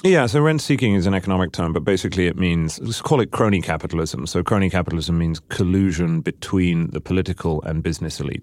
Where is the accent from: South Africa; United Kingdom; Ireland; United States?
United Kingdom; I'm a Brit